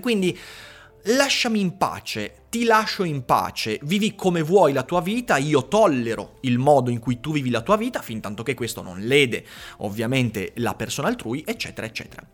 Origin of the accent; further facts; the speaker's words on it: Veneto, Italy; sono veneto